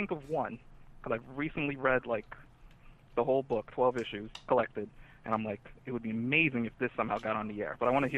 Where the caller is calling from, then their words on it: Florida, United States; from the faraway land of Florida.